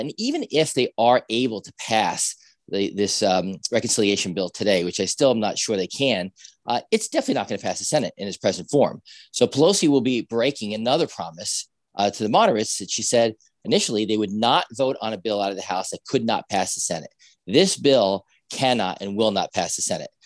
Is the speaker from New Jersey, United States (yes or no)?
yes; New Jersey, United States; I'm from New Jersey